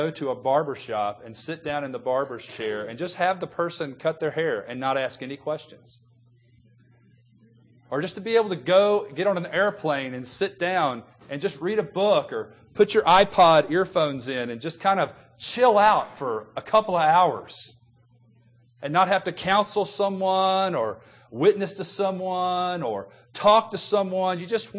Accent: the South, United States; The culture that I grew up in God's country, the South

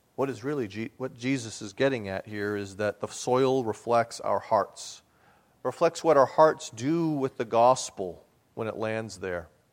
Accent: New England, United States; I grew up in New England

